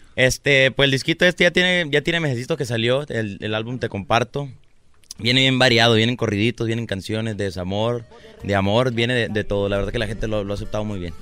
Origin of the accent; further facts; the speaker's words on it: Guasave, Sinaloa, Mexico; Yo soy de Guasave